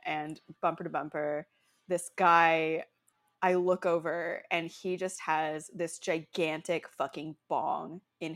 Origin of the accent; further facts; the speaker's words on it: Los Angeles, California, United States; I was born in Los Angeles